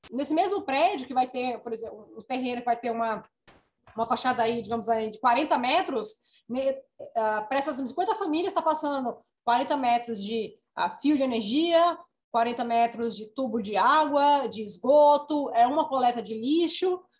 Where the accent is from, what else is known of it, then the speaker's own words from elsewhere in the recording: Natal, Rio Grande do Norte, Brazil; sou natalense, nascida e criada